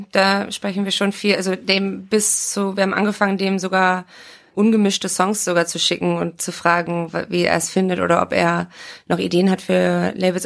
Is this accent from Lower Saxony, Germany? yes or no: yes; Oldenburg, Lower Saxony, Germany; moved away; wir waren in Oldenburg, also quasi in meiner Heimat